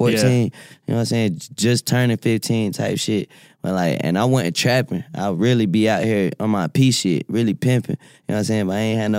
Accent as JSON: {"language": "English", "town": "Winston-Salem", "region": "North Carolina", "country": "United States", "said": "Well, first and foremost, I'm from Winston-Salem, North Carolina."}